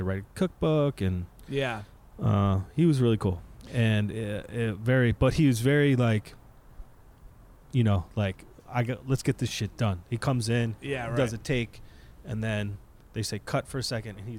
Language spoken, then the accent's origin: English; Philadelphia, Pennsylvania, United States; I'm also from Philly.